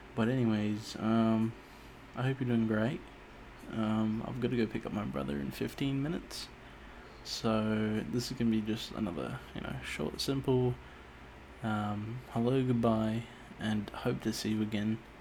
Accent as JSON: {"language": "English", "region": "Auckland", "country": "New Zealand", "tie": "born or raised there", "said": "I was born in Auckland, New Zealand"}